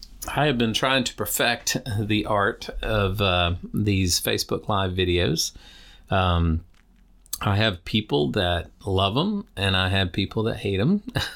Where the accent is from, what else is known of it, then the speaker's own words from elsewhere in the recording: Deep South, United States; You know, I was raised in the Deep South.